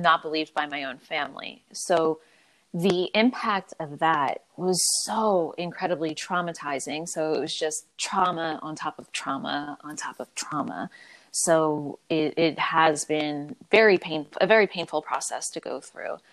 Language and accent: English; Philadelphia, Pennsylvania, United States; I was born and raised in Philadelphia.